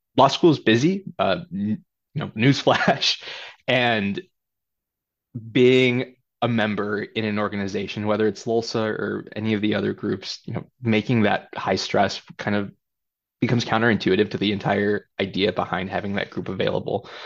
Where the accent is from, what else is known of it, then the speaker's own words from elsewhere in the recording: Chicago Heights, Illinois, United States; also born or lived in California; I grew up in Chicago Heights, a south suburb.